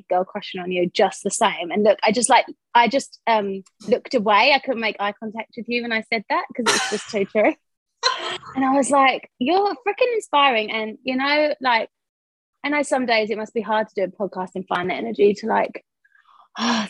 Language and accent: English; United Kingdom; moved away as an adult; now in Wellington, New Zealand; as you can hear from my accent, I'm from East London, Essex.